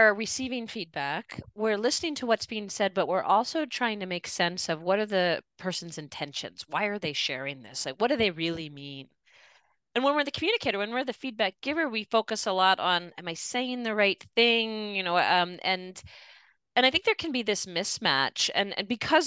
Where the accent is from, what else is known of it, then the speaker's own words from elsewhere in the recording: Philadelphia, Pennsylvania, United States; I grew up in the Philadelphia area, a Jewish family